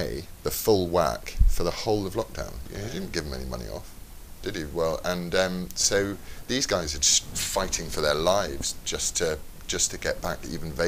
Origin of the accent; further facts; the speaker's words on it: Leeds, Yorkshire and the Humber, United Kingdom; now in London, United Kingdom; I was born in Leeds, and then I lived in London for a bit, and then when I got married, I lived in the countryside